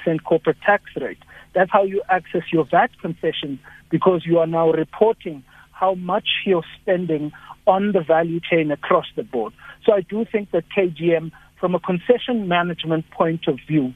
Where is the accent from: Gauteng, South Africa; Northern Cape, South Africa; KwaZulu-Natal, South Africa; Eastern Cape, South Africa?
Northern Cape, South Africa; Upington; I come from Upington